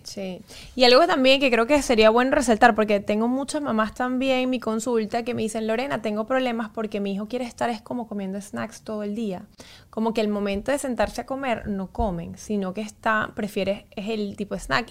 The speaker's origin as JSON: {"language": "Spanish", "country": "Venezuela", "said": "como buen venezolana"}